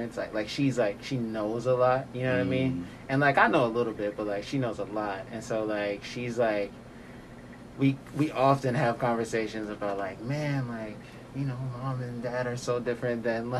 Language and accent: English; Chicago, Illinois, United States; moved away as an adult; Born and raised in Chicago, Illinois.